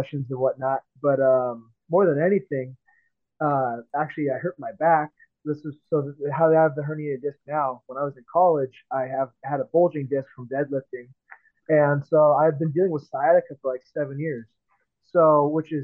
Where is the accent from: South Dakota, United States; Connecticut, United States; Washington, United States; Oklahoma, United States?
Washington, United States; Seattle; moved away; I'm from Seattle originally.